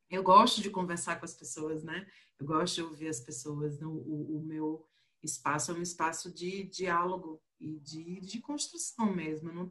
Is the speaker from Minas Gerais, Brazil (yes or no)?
no; Pernambuco, Brazil; now in Brasília, Brazil; eu sou pernambucana, mas eu moro em Brasília e tem uns bons 11 anos.